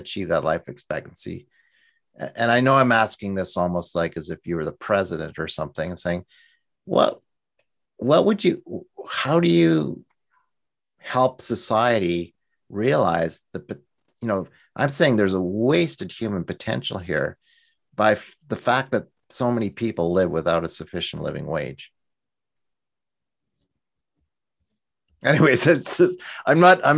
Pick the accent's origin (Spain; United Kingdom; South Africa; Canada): Canada; also born or lived in Alberta; as a Canadian